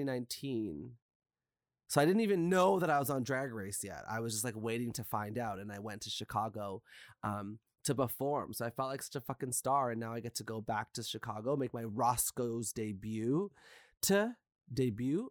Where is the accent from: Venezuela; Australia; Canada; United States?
Canada; I'm a Canadian person. My parents are Guyanese, but my ancestors are from India